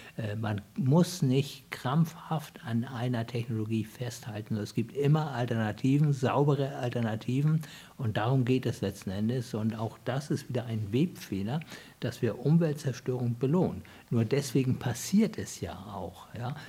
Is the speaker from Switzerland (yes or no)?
no; Hamburg, Germany; ich bin ja in Hamburg geboren